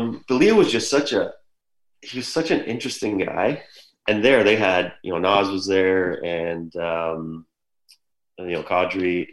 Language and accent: English; Mississauga, Ontario, Canada; also born or lived in Erie, Pennsylvania; I'm from Mississauga, so I'm here.